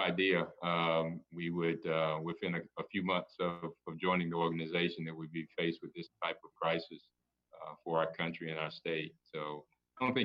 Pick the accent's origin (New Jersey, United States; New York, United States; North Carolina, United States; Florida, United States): North Carolina, United States; Durham; I'm a proud Durham native, proud North Carolinian. Born and raised in Durham, North Carolina.